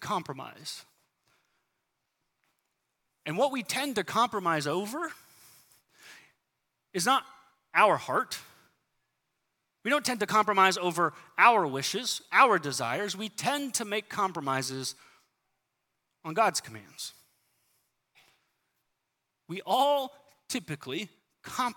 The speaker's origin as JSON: {"language": "English", "town": "San Diego", "region": "California", "country": "United States", "tie": "born or raised there", "moved": "yes", "said": "I grew up in San Diego"}